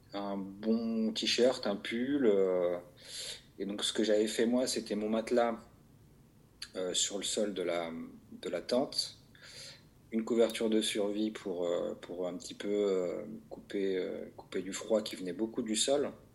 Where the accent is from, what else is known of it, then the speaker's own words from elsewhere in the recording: Vaucluse, Provence-Alpes-Côte d'Azur, France; j'ai grandi dans le Vaucluse